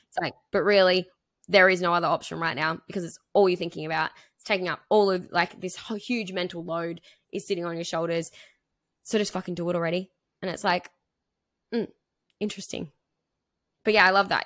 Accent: three hours from Hobart, Tasmania, Australia; moved away as an adult; I moved to Hobart. I moved, uh, which is like three hours from my hometown

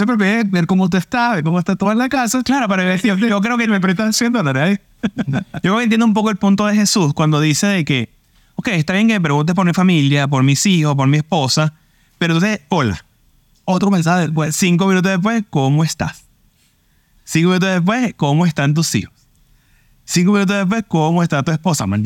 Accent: Venezuela; intercalado, porque somos venezolanos, en tres panas.

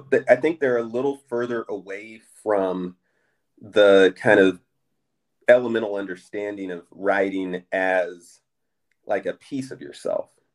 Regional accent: Southern California, United States; I'm a Californian. Right. I was born in Southern California. I live right outside of Oakland, California right now

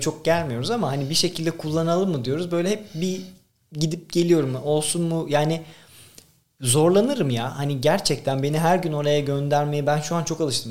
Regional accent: Tekirdağ, Turkey; Ben 5. nesil tam tek, yani Tekirdağlıyım. Babamın gözlükçü dükkanı vardı. Orada büyüdük.

